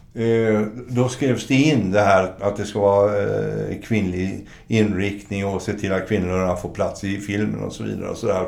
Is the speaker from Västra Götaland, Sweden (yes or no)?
yes; Gothenburg, Västra Götaland, Sweden; Jag är ju från Göteborg